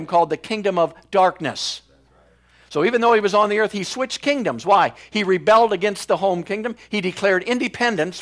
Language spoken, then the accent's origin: English; United States; So when I was born in the United States, I became an American citizen, basically.